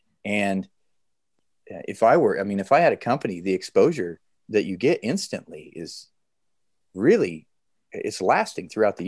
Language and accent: English; Nebraska, United States; I'm from Nebraska.